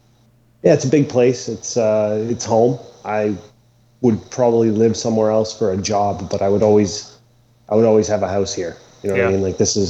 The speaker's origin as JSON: {"language": "English", "town": "Toronto", "region": "Ontario", "country": "Canada", "said": "I'm from Toronto. It's Canada, but it's, you know, we're special."}